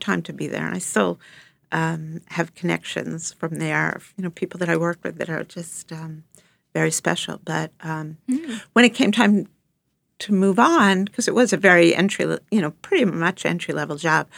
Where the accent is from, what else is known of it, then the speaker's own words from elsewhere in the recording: Long Island, New York, United States; I grew up on Long Island